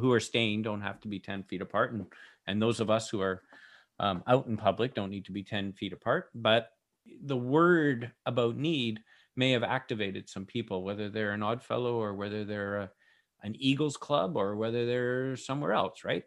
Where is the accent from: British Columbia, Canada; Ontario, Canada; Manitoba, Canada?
British Columbia, Canada; Victoria; we're from B C, Canada.